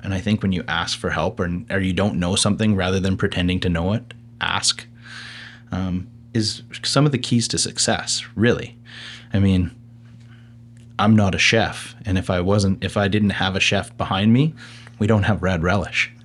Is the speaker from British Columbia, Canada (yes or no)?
yes; the Okanagan, British Columbia, Canada; being born and raised in the Okanagan, living now in West Kelowna with a young family